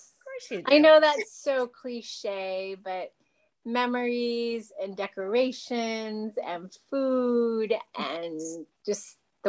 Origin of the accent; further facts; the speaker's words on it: Los Angeles, California, United States; growing up in Los Angeles